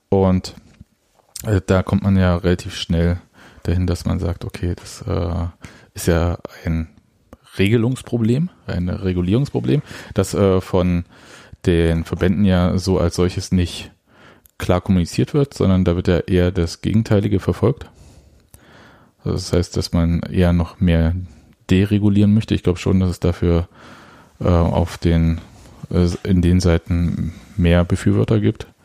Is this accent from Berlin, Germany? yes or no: yes; Berlin, Germany; als Berliner darf man das auch äh, für sich äh, als Adjektiv ähm